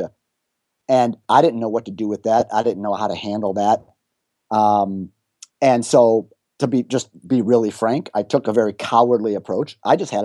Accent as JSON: {"language": "English", "town": "Chicago", "region": "Illinois", "country": "United States", "tie": "born or raised there", "also_born_or_lived": "Florida", "moved": "as an adult", "said": "my hometown of Chicago"}